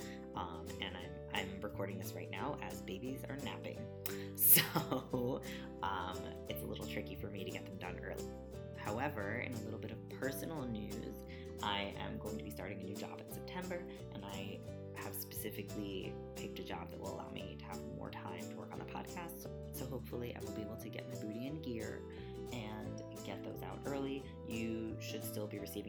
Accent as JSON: {"language": "English", "country": "United States", "tie": "born or raised there", "said": "growing up in America with conservative parents"}